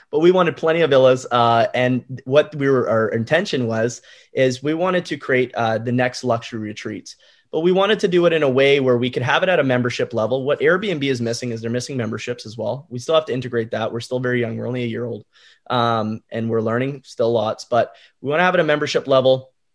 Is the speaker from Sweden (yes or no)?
no; Canada; I'm Canadian